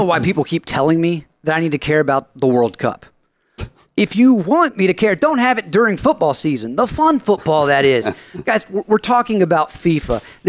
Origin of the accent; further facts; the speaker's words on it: United States; I'm an American.